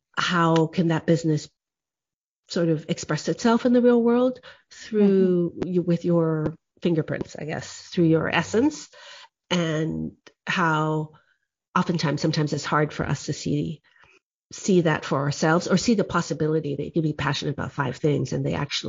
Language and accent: English; Guadeloupe; also born or lived in Oahu, United States; I grew up in the French Caribbean, in Guadeloupe, and also in Hawaii on the island of Oahu. And I'm half WASP, white Anglo-Saxon Protestant, and half Okinawan.